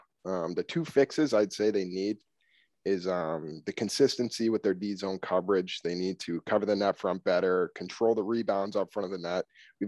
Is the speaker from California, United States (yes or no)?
no; Bridgewater, Massachusetts, United States; I was born and raised in Bridgewater, Mass., the South Shore.